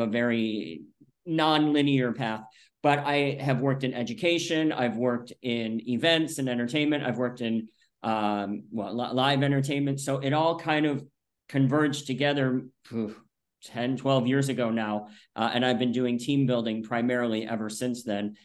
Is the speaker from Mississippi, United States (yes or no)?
no; outside of Rochester, upstate New York, United States; moved away as an adult; also born or lived in Buffalo, New York; now in Florida, United States; I'm originally from upstate New York. And when I say upstate, I mean way upstate, Lake Ontario area, outside of Rochester